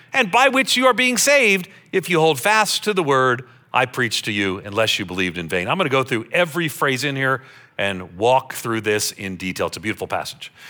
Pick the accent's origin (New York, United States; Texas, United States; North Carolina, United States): New York, United States; Long Island; I grew up on Long Island outside of New York City